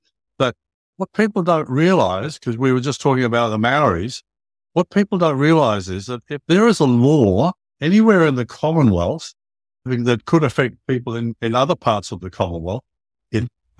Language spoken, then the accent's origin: English; England, United Kingdom; moved away; Yeah, I remember when we came over from England, we sailed over here in 1955, I think it was, and we didn't need passports or anything.